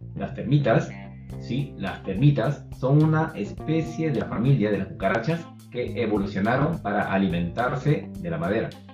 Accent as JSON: {"language": "Spanish", "country": "Peru", "said": "un peruano promedio"}